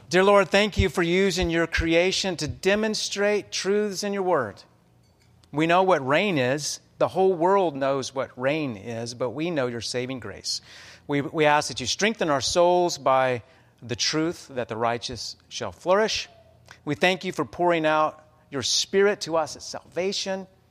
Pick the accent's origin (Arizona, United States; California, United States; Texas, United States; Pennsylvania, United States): Texas, United States; Amarillo; now in Omaha, United States; my hometown of Amarillo, Texas